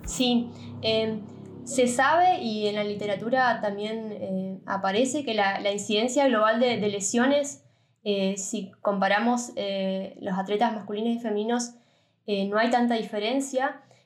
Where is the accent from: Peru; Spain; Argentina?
Argentina; now in Germany; como profesional de Argentina